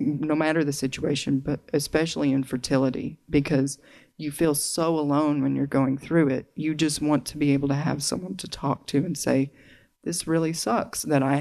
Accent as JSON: {"language": "English", "region": "Arkansas", "country": "United States", "tie": "born or raised there", "accent": "Southern", "said": "If you detect a little bit of an accent, it's because I grew up in the South"}